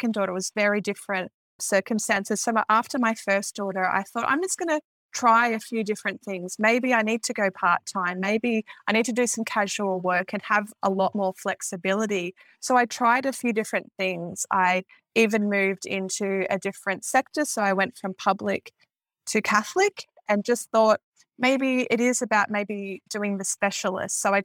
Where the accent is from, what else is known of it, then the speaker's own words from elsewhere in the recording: Victoria, Australia; I'm from Victoria